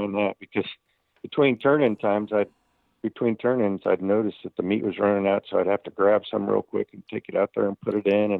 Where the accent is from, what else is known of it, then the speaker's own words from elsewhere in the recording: Winter Haven, Florida, United States; my hometown contest here in Winter Haven is an FBA contest